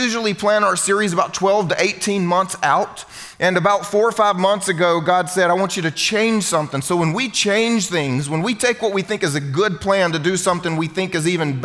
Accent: Southern United States, United States; first language English; I'm American, as you can tell. I'm a good Southern American boy

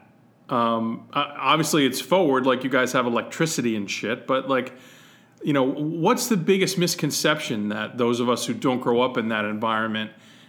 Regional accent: New England, United States; So, you know, to a New England kid

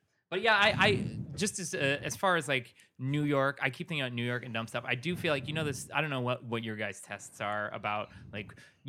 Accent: England, United Kingdom; born there; I was born just outside of London on an Air Force base.

